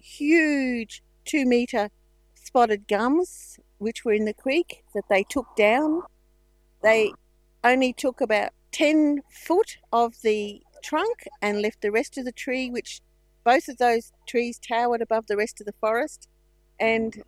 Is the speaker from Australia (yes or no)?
yes; Mogo, New South Wales, Australia; I'm from Mogo